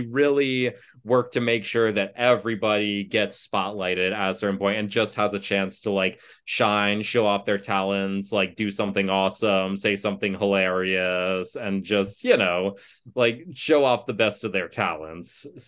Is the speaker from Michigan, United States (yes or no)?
yes; Ann Arbor, Michigan, United States; I grew up in Ann Arbor, Michigan, and I went to that big university that's right there.